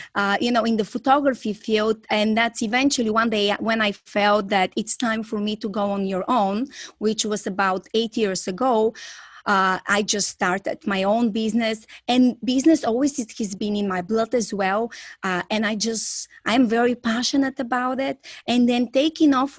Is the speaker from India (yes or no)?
no; Bulgaria; English is a second language; moved away as an adult; now in Florida, United States; I'm originally from Bulgaria and I'm currently living in US, Florida.